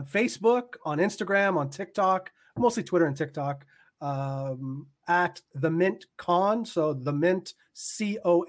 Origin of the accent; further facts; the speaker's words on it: Canada; I am Canadian. And as a Canadian